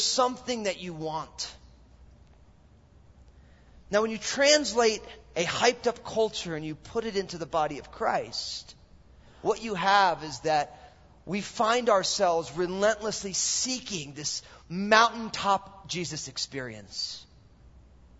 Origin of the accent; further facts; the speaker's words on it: New Jersey, United States; also born or lived in San Francisco / Mill Valley; now in Vancouver, Washington, United States; I'm all Italian from New Jersey